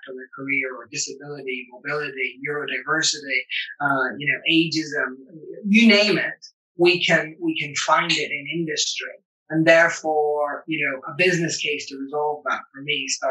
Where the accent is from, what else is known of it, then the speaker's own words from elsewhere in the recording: Northern Ireland, United Kingdom; growing up in Northern Ireland through the Troubles, I grew up at the back end of the Troubles